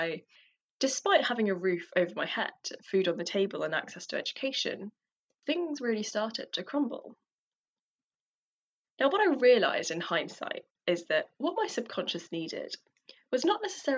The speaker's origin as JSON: {"language": "English", "region": "London", "country": "United Kingdom", "tie": "born or raised there", "said": "as a daughter of Tamils who fled the genocide in Sri Lanka, growing up in London has provided me with a unique experience of two cultures, two languages"}